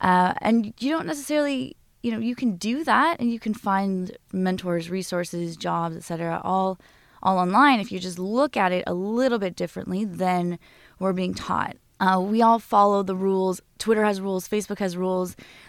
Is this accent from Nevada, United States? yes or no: yes; Las Vegas, Nevada, United States; also born or lived in Simi Valley; So I was born in Simi Valley, California, but I actually grew up in Las Vegas, outside of Las Vegas.